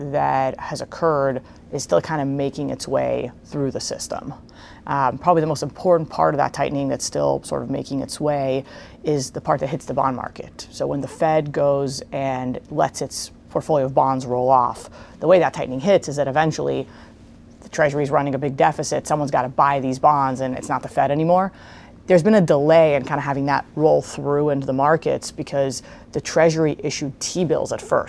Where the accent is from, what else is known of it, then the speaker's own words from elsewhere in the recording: Israel; moved away as an adult; also born or lived in Princeton, United States; now in United States; I was born in Israel.